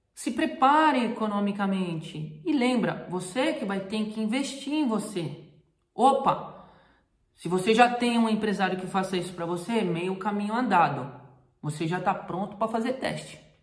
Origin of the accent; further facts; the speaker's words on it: Brazil; moved away as an adult; now in Europe; eu sou brasileiro